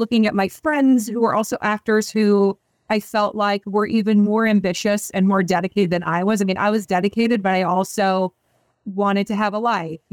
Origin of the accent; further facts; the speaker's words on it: San Diego, California, United States; moved away as an adult; also born or lived in Evanston, Illinois / New York; I grew up in San Diego from the time from as long as I can remember